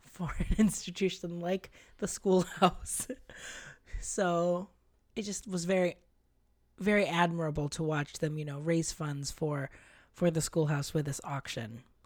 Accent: Philippines; moved away; growing up in the Philippines

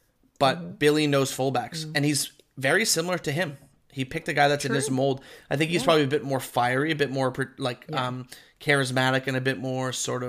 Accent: Queensland, Australia; as a Queenslander

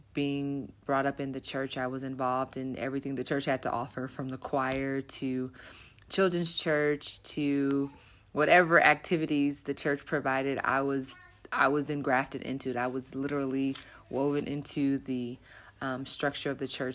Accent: Los Angeles, California, United States; moved away as an adult; now in Namibia; I grew up in Los Angeles, California, in the USA, born and raised

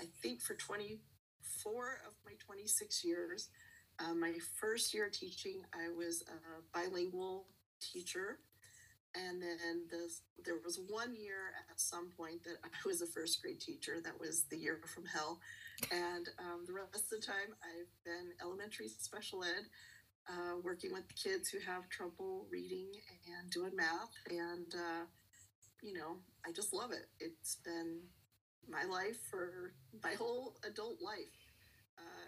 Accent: New Mexico, United States; also born or lived in Texas; I'm born and raised in New Mexico

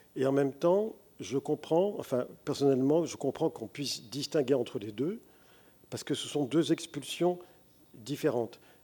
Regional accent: France; Je suis français, mais mon identité est multiple

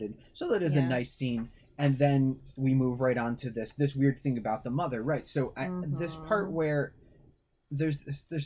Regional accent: Central New York, United States; I'm from Central New York

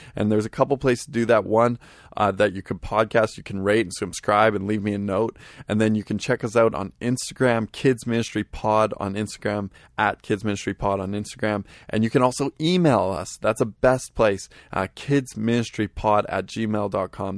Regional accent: Vancouver, British Columbia, Canada; I am from Vancouver, British Columbia, Canada

